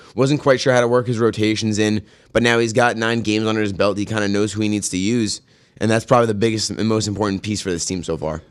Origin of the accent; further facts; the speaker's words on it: New York, United States; as a New Yorker